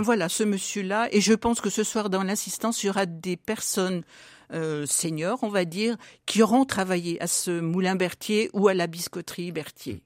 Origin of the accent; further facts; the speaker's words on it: Pierre-Bénite, Auvergne-Rhône-Alpes, France; also born or lived in Irigny; je suis Pierre Bénitaine de naissance